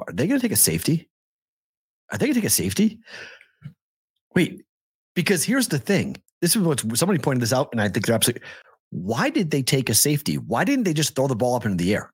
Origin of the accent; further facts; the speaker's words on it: Boston, Massachusetts, United States; moved away as an adult; also born or lived in Huntsville, Alabama; I'm from Boston